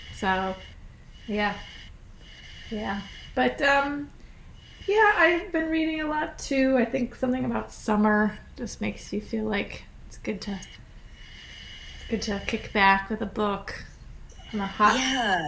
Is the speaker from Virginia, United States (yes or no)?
yes; Scottsville, Virginia, United States; also born or lived in Fluvanna County, Virginia / Massachusetts; my hometown Scottsville, Virginia